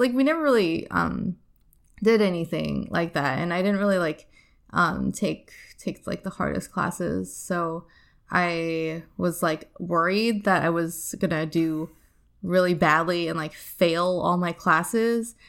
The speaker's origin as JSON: {"language": "English", "region": "Nebraska", "country": "United States", "tie": "born or raised there", "also_born_or_lived": "Ohio / China", "said": "I lived there from, like, eight to eighteen"}